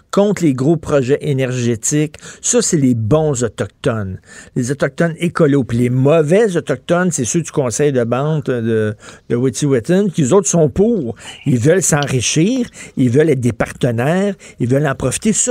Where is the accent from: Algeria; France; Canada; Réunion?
Canada; Quebec; Je suis un bon Québécois. Je voulais que mon entreprise demeure au Québec.